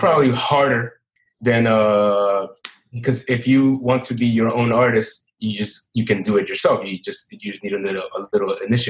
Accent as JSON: {"language": "English", "region": "New York", "country": "United States", "tie": "born or raised there", "said": "Well, I'm born and raised in New York. 36 years old."}